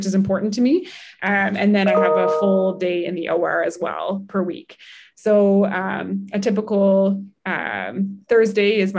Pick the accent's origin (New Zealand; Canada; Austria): Canada; Halifax, Nova Scotia; also born or lived in Toronto, Canada / Salt Lake City, United States; I'm from Halifax and Dartmouth and went to Toronto to do that first degree.